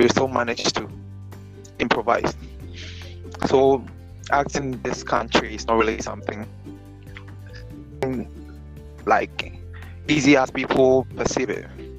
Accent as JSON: {"language": "English", "town": "Accra", "region": "Greater Accra", "country": "Ghana", "tie": "born or raised there", "said": "I grew up in Accra, and primary schooling was in Accra"}